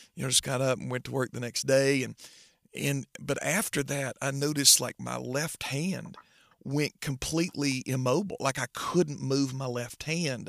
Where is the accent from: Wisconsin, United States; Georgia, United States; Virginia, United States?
Georgia, United States; Trenton; I grew up in Trenton, Georgia, so I've been raised in church all my life.